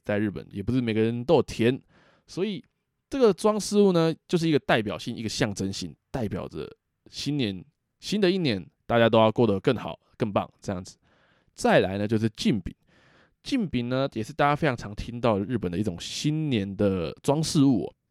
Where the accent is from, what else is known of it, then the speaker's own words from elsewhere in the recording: Taiwan; 我们台湾人